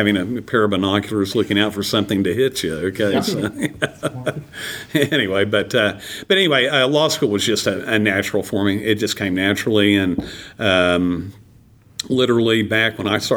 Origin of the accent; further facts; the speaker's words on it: Pawhuska, Oklahoma, United States; also born or lived in Norman, Oklahoma; I grew up at Pawhuska, Oklahoma